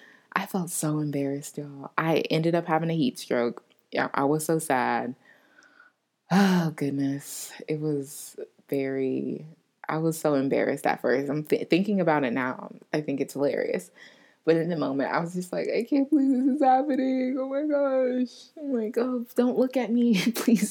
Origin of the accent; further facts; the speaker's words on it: Florida, United States; moved away as an adult; now in New Orleans, United States; I'm from Florida. I'm used to the heat.